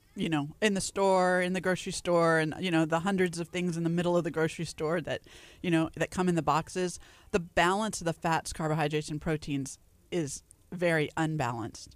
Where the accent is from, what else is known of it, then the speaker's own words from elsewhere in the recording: Louisiana, United States; now in Texas, United States; I grew up in Louisiana, so we had bunny bread